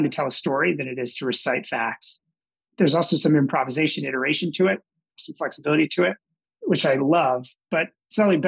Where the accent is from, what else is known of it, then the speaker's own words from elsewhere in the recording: New Jersey, United States; moved away as an adult; also born or lived in Newark, New Jersey / Durham, North Carolina; I grew up in South Jersey outside of Philadelphia